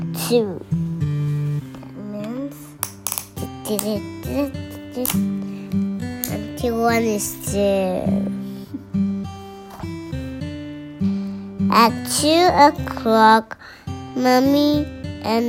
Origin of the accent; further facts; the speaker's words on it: Indonesia; I'm going from Indonesia